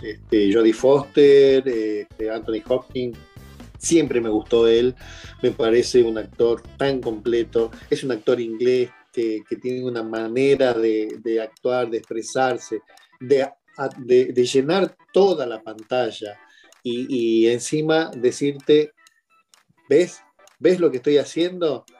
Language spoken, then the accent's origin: Spanish; Argentina; also born or lived in Tierra del Fuego; de Argentina, vivo en Tierra del Fuego, al